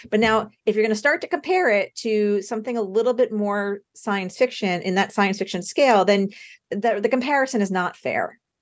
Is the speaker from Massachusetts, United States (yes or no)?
no; Long Island, New York, United States; I grew up on Long Island outside the city